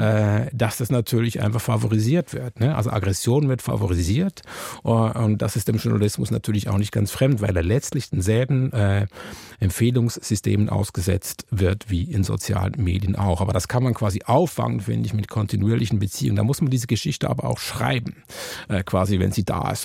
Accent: Switzerland; now in Germany; warum ich überhaupt nach Deutschland gezogen bin als äh, Schweizer

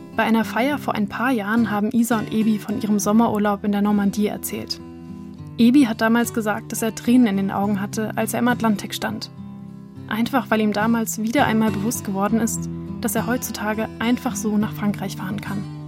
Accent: Riechheim, Thuringia, Germany; moved away as an adult; also born or lived in Erfurt / Tübingen / Hamburg / Cologne; Mein Heimatdorf Riechheim

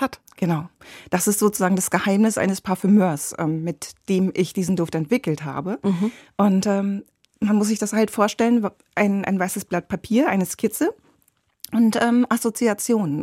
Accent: Ruhr area, North Rhine-Westphalia, Germany; now in Berlin, Germany; ich komme aus dem Ruhrgebiet

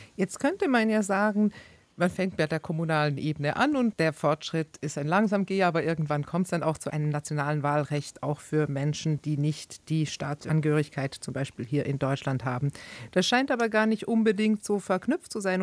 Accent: Switzerland; now in Berlin, Germany; In der Schweiz, wo ich herkomme

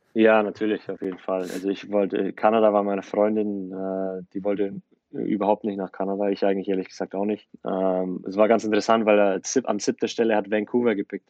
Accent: Germany; now in United States; ich aufgewachsen bin in Deutschland

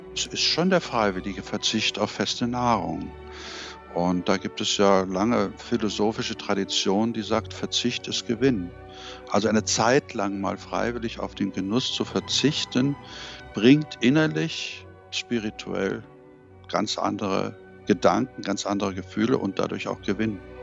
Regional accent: Germany; moved away; also born or lived in United Kingdom; wir Deutsche

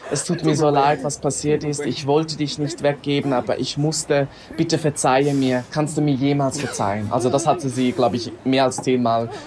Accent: Switzerland; ich bin aus der Schweiz, bin adoptiert.

